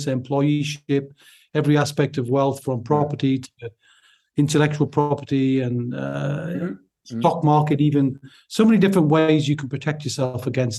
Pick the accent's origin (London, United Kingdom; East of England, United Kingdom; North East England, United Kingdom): North East England, United Kingdom; Newcastle upon Tyne; accent: Newcastle; based in the Northeast, so my accent is from Newcastle upon Tyne, if people are trying to work that out.